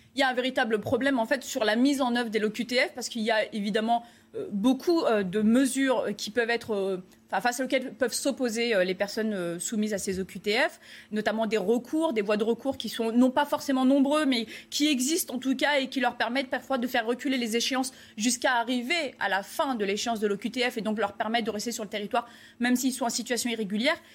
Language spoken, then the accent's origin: French; France; nous, euh, en tant que Français